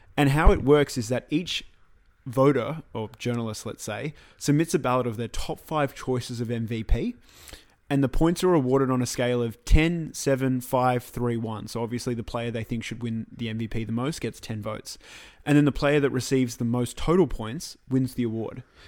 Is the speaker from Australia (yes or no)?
yes; Australia; as an Australian